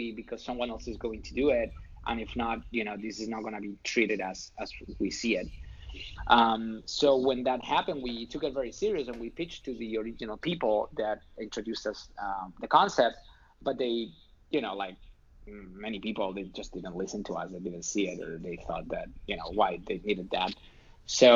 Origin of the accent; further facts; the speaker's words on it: Spain; English is a second language; moved away as an adult; now in United States; I'm not from here. I'm not from the States. I'm from Spain